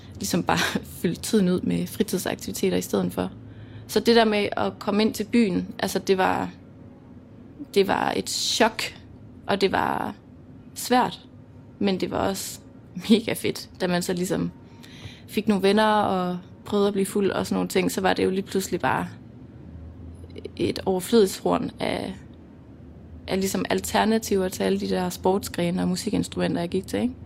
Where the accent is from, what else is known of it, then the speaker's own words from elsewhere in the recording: Mols, Djursland, Central Denmark Region, Denmark; accent: Jutlandic; jeg er opvokset på Mols på Djursland.